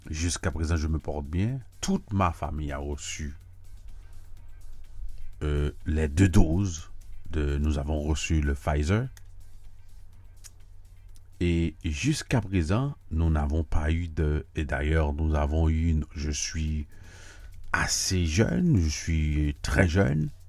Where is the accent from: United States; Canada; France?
United States; je dois vous dire que si vous ne le savez pas, que j'habite à New York, je vis aux États-Unis, je suis américain et je ne suis pas en Europe.